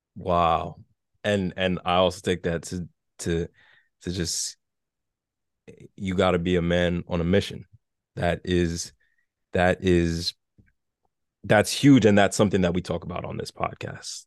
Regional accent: New York City, New York, United States; I'm from New York City, so I remember taking the train as a kid to, to school, so I grew up in the Bronx

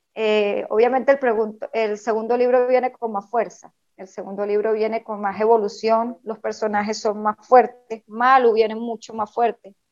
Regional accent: Venezuela; soy venezolana

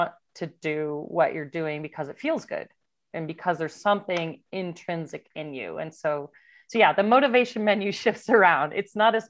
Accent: Downers Grove, Illinois, United States; I grew up in Downers Grove, Illinois, right next to Hinsdale

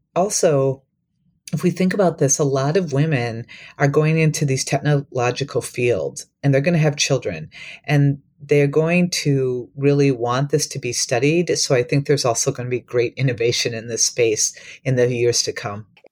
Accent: Minneapolis–Saint Paul, Minnesota, United States; moved away as an adult; also born or lived in Wisconsin / Tennessee / Iowa; I grew up in Minnesota, um, but I'm from the Twin Cities

